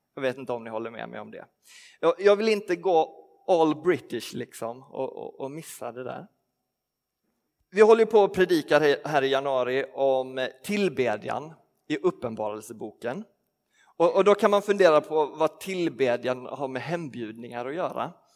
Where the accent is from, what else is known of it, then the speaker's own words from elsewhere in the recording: Skåne, Sweden; moved away; för mig som är uppvuxen i Skåne